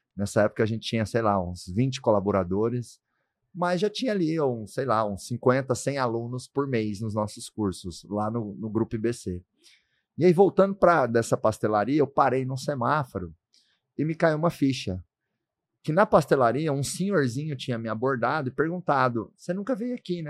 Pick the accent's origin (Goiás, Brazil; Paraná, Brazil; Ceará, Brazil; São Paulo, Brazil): Goiás, Brazil; lá no Goiás, onde eu nasci